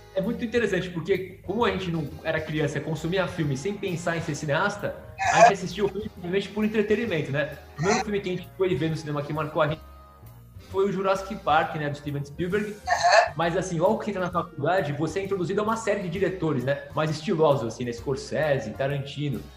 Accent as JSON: {"language": "Portuguese", "region": "São Paulo", "country": "Brazil", "tie": "born or raised there", "said": "A gente é aqui de São Paulo, né, descendente de italiano, meus avós vieram da Itália, uhum. mas nasceu aqui de São Paulo"}